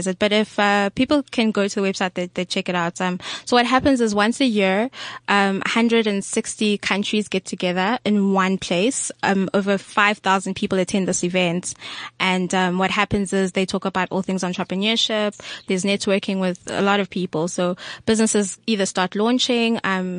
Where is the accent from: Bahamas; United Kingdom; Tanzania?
Tanzania; I'm Tanzanian